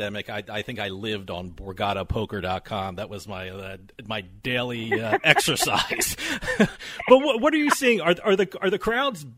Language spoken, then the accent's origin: English; New Jersey, United States; I'm from New Jersey